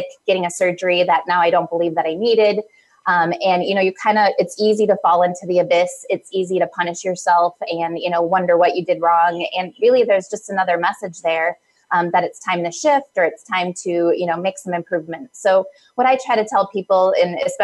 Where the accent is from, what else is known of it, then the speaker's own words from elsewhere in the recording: Midwest, United States; moved away as an adult; also born or lived in East Coast; I was born and raised in the Midwest, but I was living out east